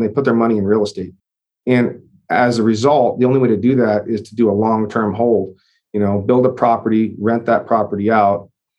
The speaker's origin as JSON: {"language": "English", "area": "the Northwest", "region": "Pacific Northwest", "country": "United States", "moved": "yes", "lives_now": "Texas, United States", "said": "I'm from the Northwest originally as well"}